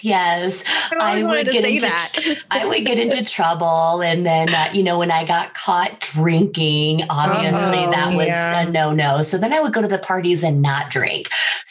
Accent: Iowa, United States; I grew up in Iowa in a town of 400 people.

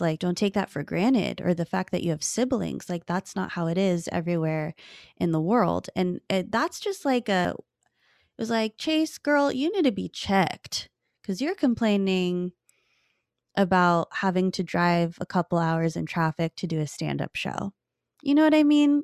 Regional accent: California, United States; growing up in California

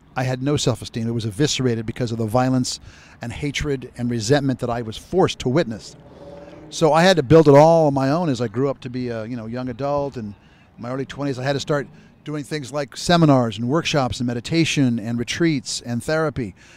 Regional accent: Phoenix, Arizona, United States; I was born and raised in Phoenix, Arizona, with one brother and one sister

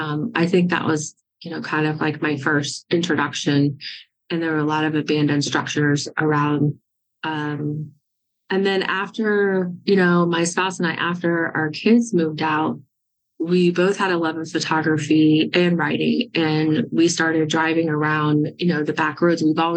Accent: Florida, United States; moved away as an adult; Well, I'm originally from Florida. I'm a native Floridian. I lived there until I was 32 years old, and I became a journalist in South Florida.

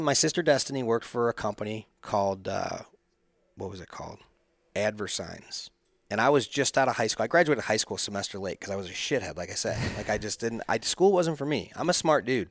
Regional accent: Chesterfield, Missouri, United States; I grew up in Chesterfield, like, just down the hill from, from all the rich kids

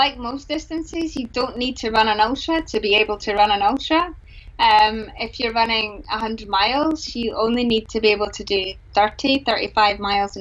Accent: Glasgow, Scotland, United Kingdom; I'm from Glasgow, and King of Leven's not too far

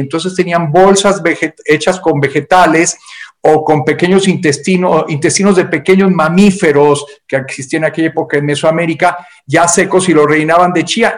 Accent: Mexico; por lo menos en México, de donde yo soy originario, cuando éramos pequeños

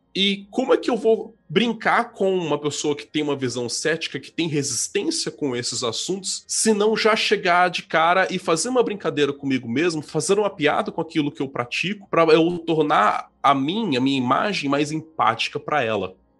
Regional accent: Vitória, Espírito Santo, Brazil; also born or lived in Araraquara, São Paulo; eu moro em Vitória, Espírito Santo, é onde eu nasci

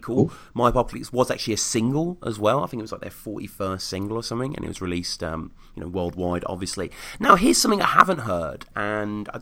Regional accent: Birmingham, West Midlands, United Kingdom; my hometown live for the first time, March 25th, 2009, Birmingham, England

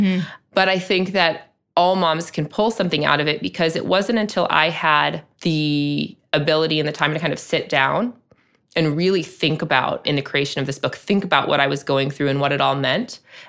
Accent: Chicago, Illinois, United States; not everybody was born and raised in the South Side of Chicago and has that word as part of their vernacular.

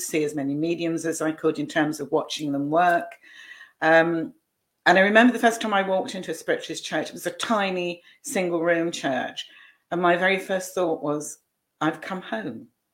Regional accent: Scotland, United Kingdom; moved away; also born or lived in Southampton; I was born in Scotland, and by that time I was living in Southampton

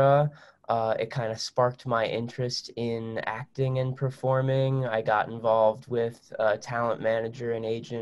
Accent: New Jersey, United States; I was born and raised in New Jersey

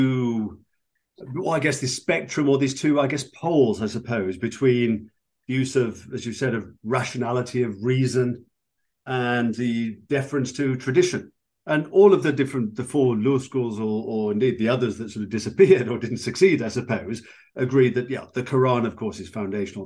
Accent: United Kingdom; I'm from Britain

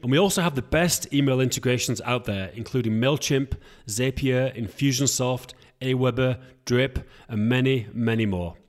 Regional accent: England, United Kingdom; I'm from England

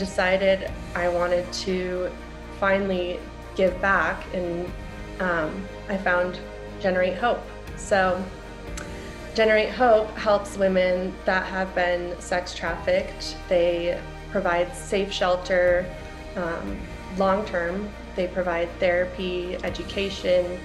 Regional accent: Wisconsin, United States; moved away as an adult; also born or lived in Ohio / San Diego; now in Colorado, United States; I grew up in Wisconsin

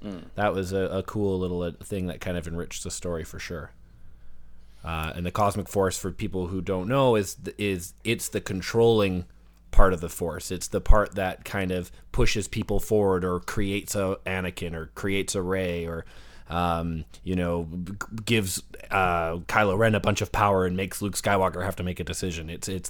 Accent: Canada; Well, I'm like Canadian, so I'm always like I'm always a centralist on everything, right?

